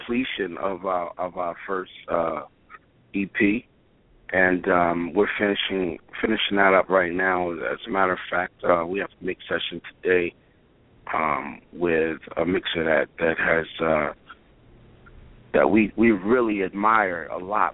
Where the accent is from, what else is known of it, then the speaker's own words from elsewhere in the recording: New York City, New York, United States; I'm from Brooklyn